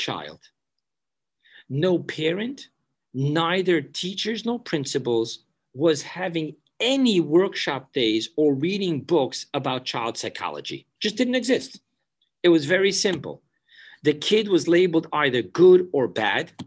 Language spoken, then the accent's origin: English; New York City, New York, United States; I grew up in Borough Park